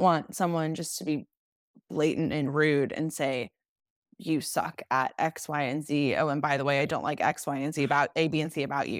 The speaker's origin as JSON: {"language": "English", "town": "Nashville", "region": "Tennessee", "country": "United States", "said": "I'm from Nashville, Tennessee"}